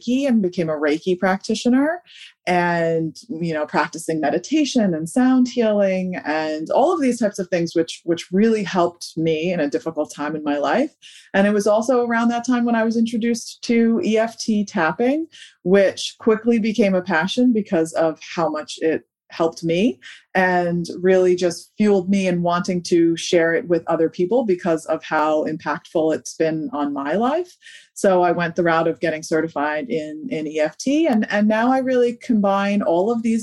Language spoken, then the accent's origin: English; New York, United States; now in Delaware, United States; I'm originally from New York and now I live in Delaware